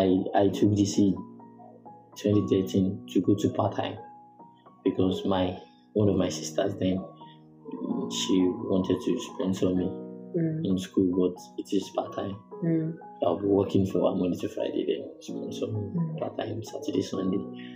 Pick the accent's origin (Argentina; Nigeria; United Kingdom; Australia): Nigeria; Ogun State; now in Ikorodu, Nigeria; Ogun State.